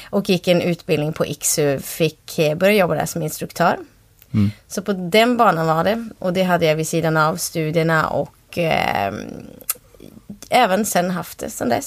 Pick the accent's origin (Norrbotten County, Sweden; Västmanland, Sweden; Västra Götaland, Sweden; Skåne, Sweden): Norrbotten County, Sweden; Kalix; moved away as an adult; now in Umeå, Sweden; Jag är uppvuxen i Kalix, mm. Norrbotten. Eh, och flyttade till Umeå när jag var 19.